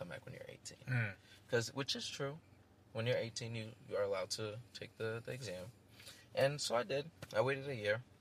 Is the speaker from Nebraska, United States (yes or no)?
no; New York City, New York, United States; I'm from Queens. I'm like the Queens guy.